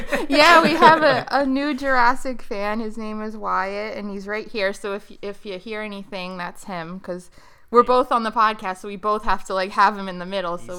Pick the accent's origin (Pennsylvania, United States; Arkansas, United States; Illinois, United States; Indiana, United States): Pennsylvania, United States; Western; now in Lancaster County, Pennsylvania, United States; I'm originally from Western PA, and right now we live middle to Eastern PA, and my parents out in Western PA